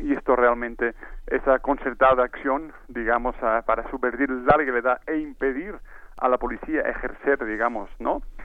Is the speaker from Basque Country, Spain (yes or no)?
no; Catalonia, Spain; en mi tierra